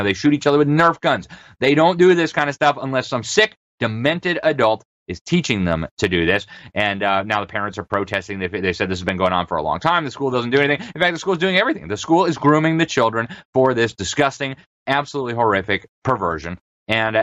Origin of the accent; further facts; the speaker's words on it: Miami, Florida, United States; my hometown, Miami, Florida